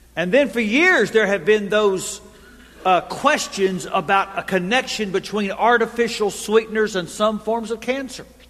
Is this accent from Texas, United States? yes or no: yes; Texas, United States; I grew up in Texas. And so, like all good Texans